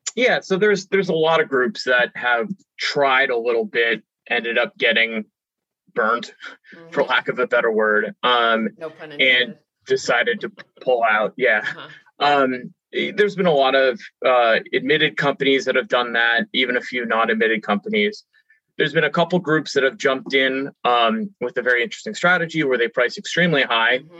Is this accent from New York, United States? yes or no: no; California, United States; i grew up in California